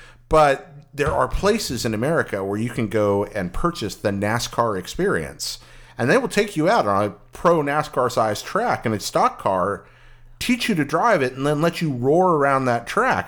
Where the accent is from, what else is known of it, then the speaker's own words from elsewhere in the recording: United States; Because Americans being generally, American culture being so American-centric, mm-hmm. being so internally focused a lot of the time, and we are very much that way